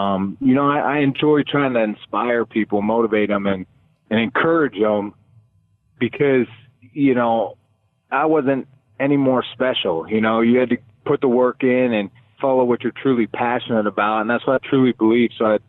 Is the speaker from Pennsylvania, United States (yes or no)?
yes; Pittsburgh, Pennsylvania, United States; moved away as an adult; also born or lived in Oakland; growing up in Western Pennsylvania, you know, in Pittsburgh